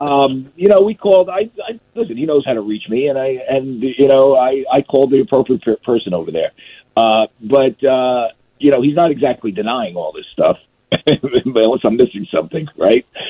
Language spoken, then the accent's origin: English; New York area, United States; I grew up in New York area.